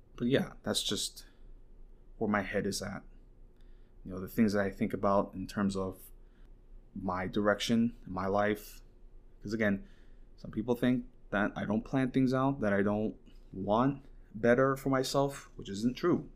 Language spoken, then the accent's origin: English; Saint Croix, U.S. Virgin Islands; also born or lived in Katy, Texas; now in Huntsville, United States; I got uprooted from my hometown in Saint Croix. I was living in Saint Croix and I got uprooted